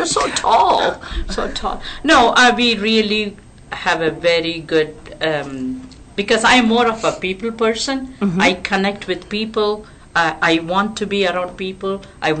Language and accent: English; Texas, United States; I didn't know I'm such a big Texan.